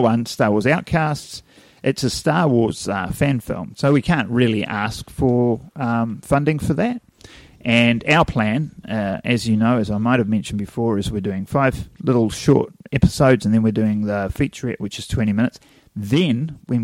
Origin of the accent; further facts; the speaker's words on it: New Zealand; accent: Kiwi; you listen to a Kiwi on film and you go, do we sound like that?